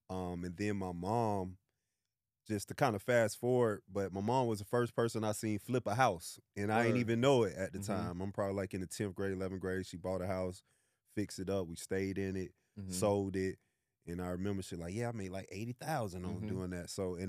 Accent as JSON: {"language": "English", "town": "Orlando", "region": "Florida", "country": "United States", "said": "So I'm from Orlando, Florida. Shout out to home of Mickey Mouse. Shout out 407."}